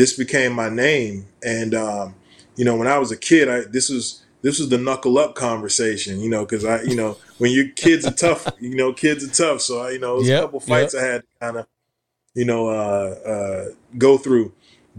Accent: Atlanta, Georgia, United States; moved away as an adult; now in New York City, United States; we grew up in Atlanta. My family's from Atlanta, west end of Atlanta

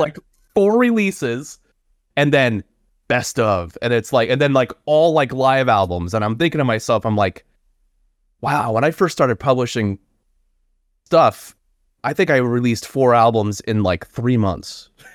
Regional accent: Florida, United States; I hail also from Florida

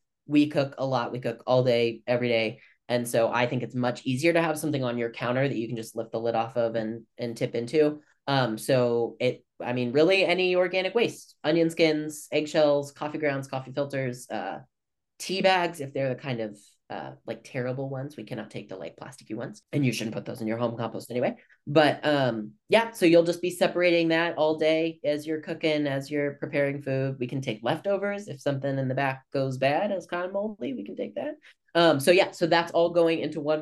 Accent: Kansas City, United States; moved away as an adult; also born or lived in San Francisco Bay Area, California; I moved home from Kansas City from the Bay Area

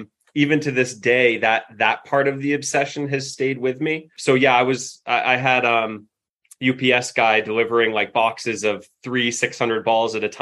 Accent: Alstead, New Hampshire, United States; I grew up in Elsted, New Hampshire, a little outside of Keene.

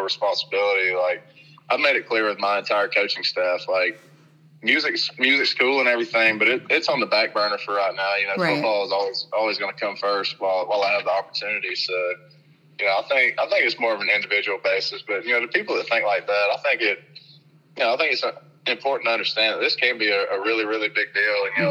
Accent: Kentucky, United States; I'm from Kentucky

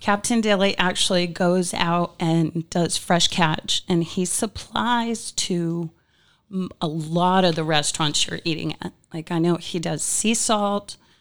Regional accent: Old Town, Maine, United States; now in Naples, United States; originally I'm from Maine

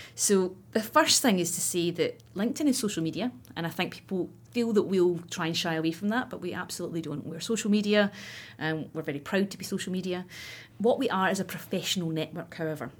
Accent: Scotland, United Kingdom; I grew up in Scotland, as you can probably tell, and I went to university in Glasgow.

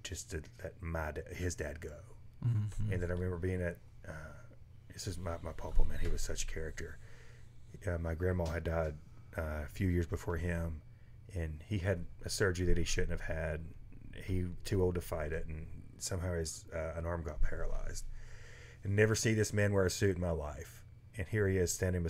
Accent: the South, United States; I'm from the South

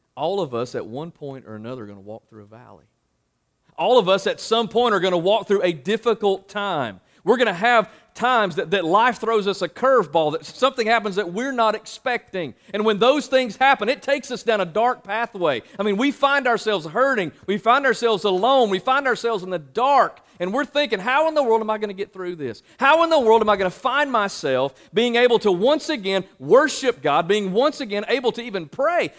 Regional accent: Marshville, North Carolina, United States; moved away as an adult; also born or lived in Louisville, Kentucky; I'm from Marshville

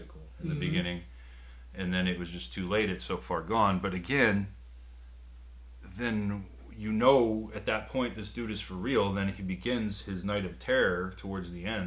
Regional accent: the South, United States; I grew up in the South

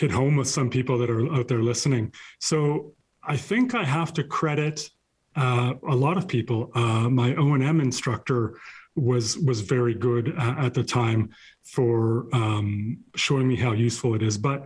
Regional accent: Cranbrook, British Columbia, Canada; the small town I grew up in Cranbrook, in southeast corner of British Columbia

